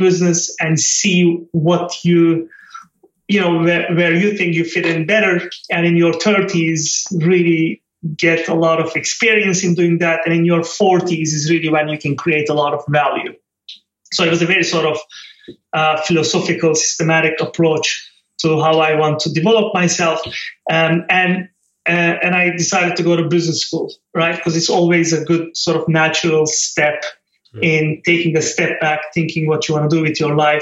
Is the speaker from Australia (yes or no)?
no; Turkey; moved away as an adult; I grew up on the Mediterranean coast of Turkey, on the west, in a small city, and lovely childhood